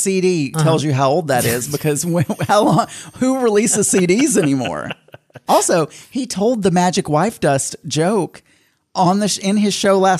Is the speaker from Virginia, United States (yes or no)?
no; Arkansas, United States; I grew up in Arkansas.